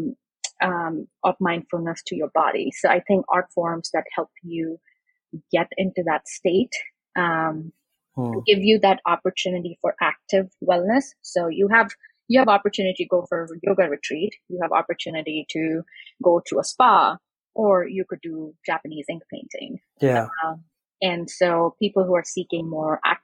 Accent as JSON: {"language": "English", "country": "India", "tie": "born or raised there", "moved": "yes", "lives_now": "Brooklyn, United States", "said": "I grew up in India"}